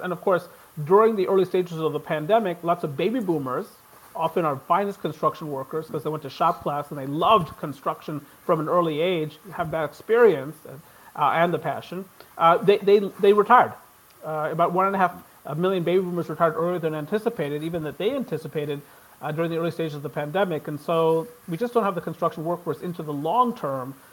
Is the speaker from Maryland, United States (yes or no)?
yes; Maryland, United States; I'm from Maryland